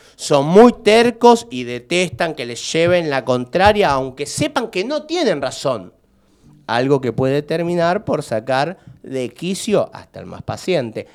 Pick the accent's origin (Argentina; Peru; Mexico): Argentina; Lanús, Buenos Aires Province; yo soy de Lanús